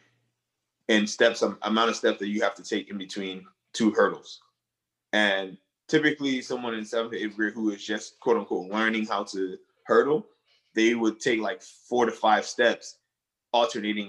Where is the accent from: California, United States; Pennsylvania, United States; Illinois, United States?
Pennsylvania, United States; Upper Darby; English is a second language; also born or lived in Monrovia, Liberia; growing up in Upper Darby